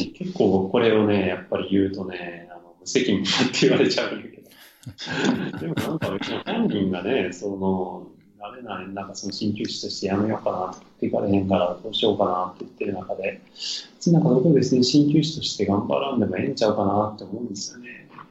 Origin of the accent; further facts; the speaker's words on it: Amagasaki, Hyogo, Japan; moved away; もうだから尼崎でいいわけですよ、僕は自分の出身地のね